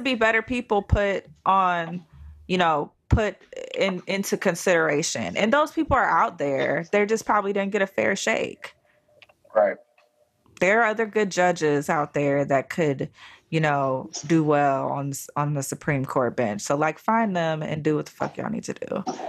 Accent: Cleveland, Ohio, United States; where I grew up at in the Cleveland area

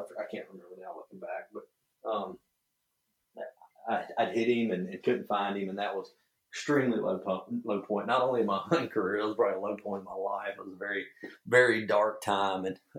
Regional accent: the South, United States; I was lucky or cursed enough, whatever you want to say it, that I grew up in the South hunt.

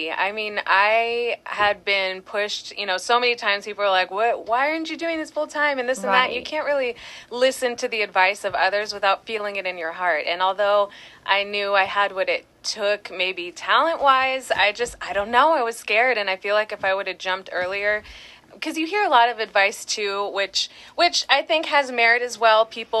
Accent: Long Beach, California, United States; So I was born in Long Beach and I come from a long generation of Californians, so it just makes sense that I stay put here.

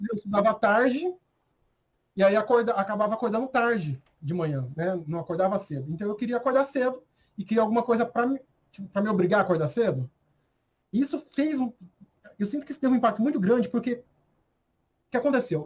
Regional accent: Brazil; eu sou muito brasileiro

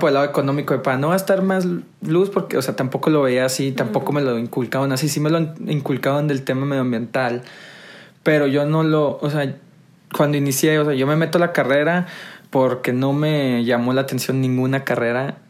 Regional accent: Monterrey, Nuevo León, Mexico; yo soy originario de Monterrey, 100% regio

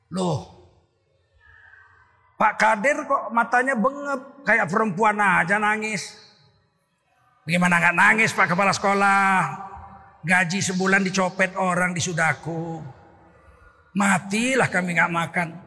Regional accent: Tanjung Sari, Indonesia; Dulu di kampung saya di Tanjung Sari, saya sudah guru di Muhammadiyah.

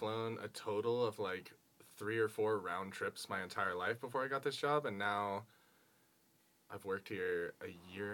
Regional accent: Colorado, United States; I also grew up in Colorado my whole life

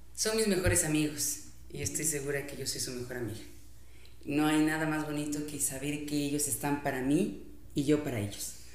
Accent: Quito, Pichincha, Ecuador; also born or lived in Santo Domingo, Ecuador; éramos las quiteñas

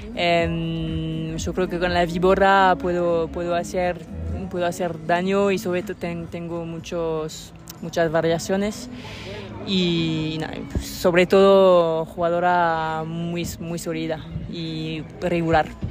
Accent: Lyon, Auvergne-Rhône-Alpes, France; Spanish is a second language; soy de León.

